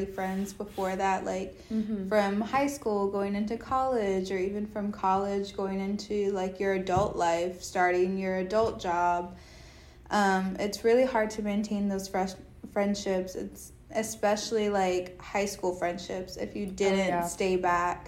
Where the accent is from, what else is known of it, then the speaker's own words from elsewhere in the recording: Dallas, Texas, United States; moved away as an adult; now in Austin, United States; I'm from Dallas, moved to Austin to go to college.